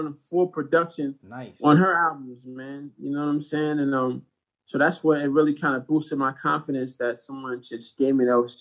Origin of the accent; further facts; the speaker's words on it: Detroit, Michigan, United States; I grew up in Detroit, Michigan